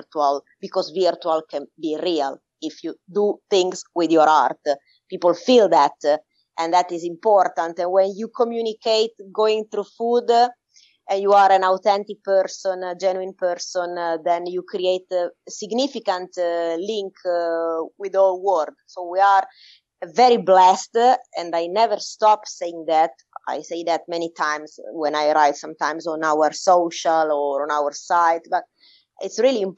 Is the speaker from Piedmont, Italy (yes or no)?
yes; Turin, Piedmont, Italy; I was born and raised in Turin, but my parents are, my father from Naples and my mother from Catania in Sicily